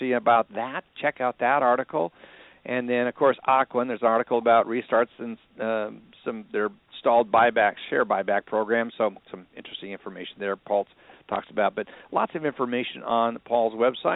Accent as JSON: {"language": "English", "region": "Minnesota", "country": "United States", "tie": "born or raised there", "said": "growing up in Minnesota"}